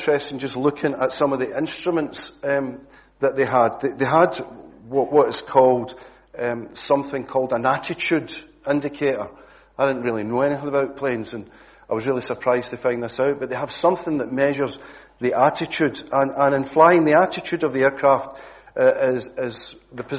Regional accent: Glasgow, Scotland, United Kingdom; accent: Glasgow; moved away; my usual Glasgow accent

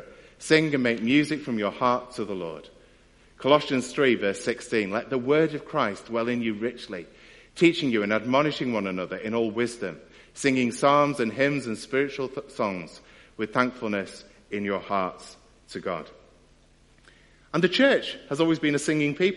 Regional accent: United Kingdom; as British people

